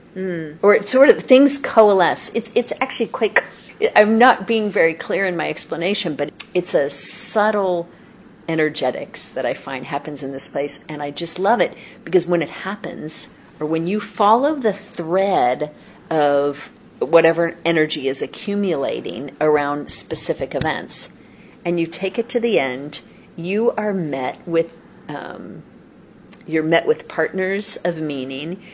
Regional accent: Los Angeles, California, United States; also born or lived in Seattle / Guangzhou; now in Beijing, China; I'm originally from Los Angeles, and my home, though, is Seattle

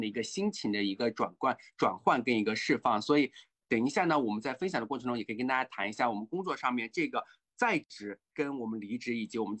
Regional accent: China; 虽然说我是一个信仰的人，但是我还是作为中国人，还是比较呃，在这方面还是比较保守的

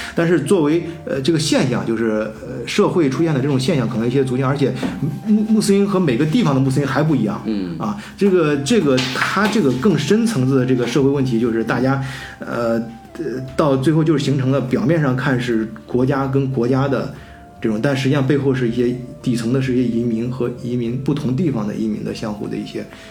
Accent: China; now in Germany; 我们中国人将来也会遇到这样的问题

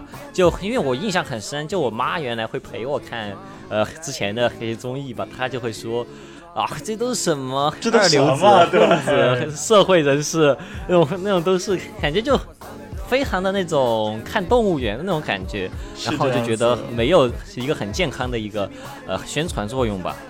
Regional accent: Chengdu, Sichuan, China; 因为我是成都人嘛，因为我有个地域地域特色

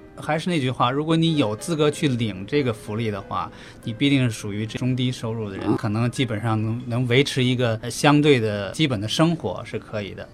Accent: China; now in Australia; 我们中国人

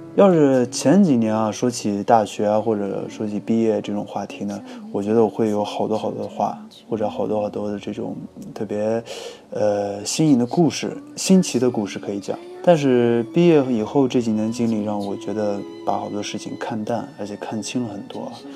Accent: Yinchuan, Ningxia, China; moved away as an adult; also born or lived in Jinan / Beijing; 毕业以后呢，在北京读了研究生，现在呢回到我的老家，就是银川

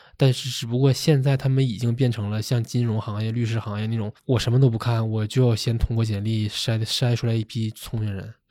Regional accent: Shenyang, Liaoning, China; moved away; 我是沈阳人

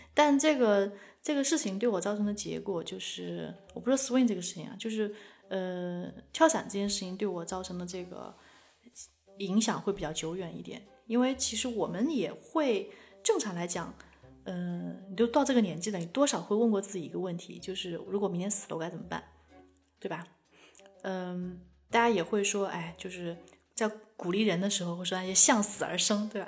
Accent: China; 我是一个中国人

